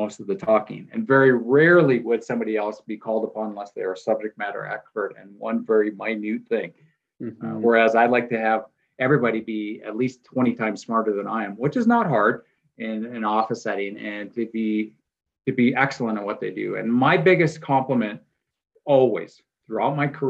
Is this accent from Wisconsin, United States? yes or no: yes; Wisconsin, United States; moved away; also born or lived in Pacific Northwest; I grew up in a dairy community. I'm originally from Wisconsin.